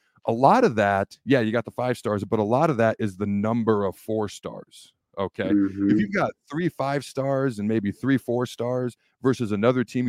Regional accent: the Northwest, Pacific Northwest, United States; I grew up in the Northwest.

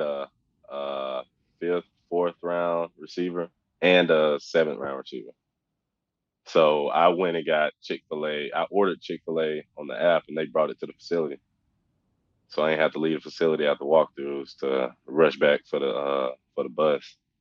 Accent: Oxford, Mississippi, United States; I grew up in Oxford, so I'm 10 minutes down the street from uh, you know where I grew up

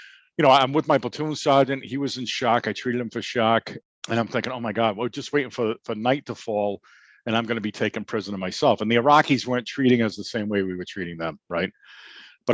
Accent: the North, United States; we come from the North

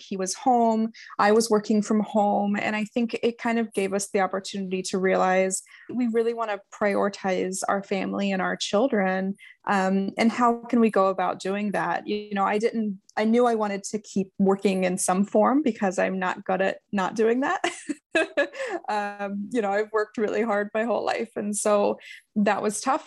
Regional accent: Ohio, United States; moved away as an adult; also born or lived in Utah; We were in Utah, we're from Ohio

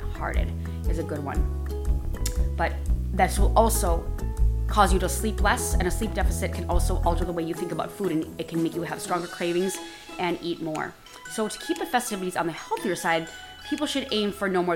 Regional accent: Midwest, United States; moved away; I am from the Midwest originally.

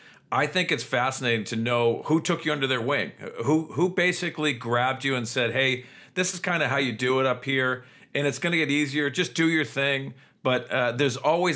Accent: East Coast, United States; maybe because I was from the East Coast.

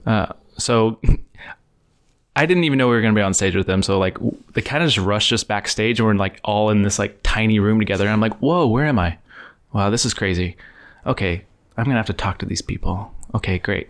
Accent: East Texas, United States; moved away; where I grew up in Texas.

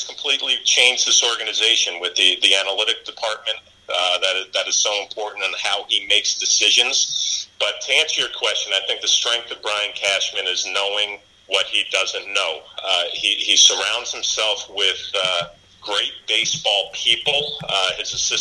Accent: Rockland County, New York, United States; I grew up in Rockland County, New York

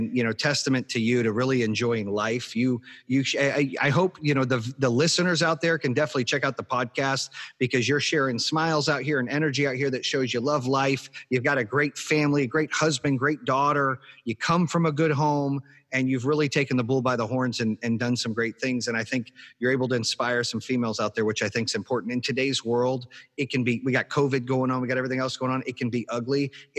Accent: Arizona, United States; growing up in Arizona

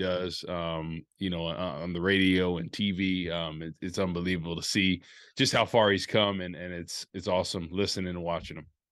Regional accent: New Jersey, United States; moved away; I'm back home in New Jersey at my hometown.

